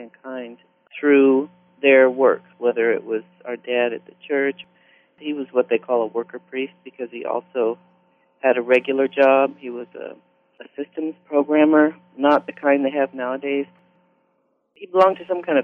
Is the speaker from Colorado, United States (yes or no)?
no; Santa Barbara, California, United States; also born or lived in Evanston, Illinois / Cuba, New York / Scottsdale, Arizona / Palo Alto, California; we went to school in Santa Barbara all the way through ninth grade